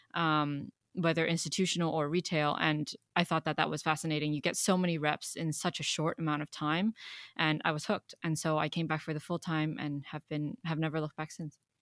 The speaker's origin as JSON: {"language": "English", "country": "Hong Kong", "tie": "born or raised there", "moved": "yes", "said": "I was born and raised in Hong Kong"}